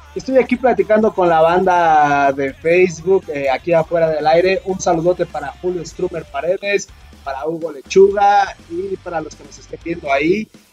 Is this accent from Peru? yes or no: no; Coyotepec, State of Mexico, Mexico; soy de aquí de Coyotepec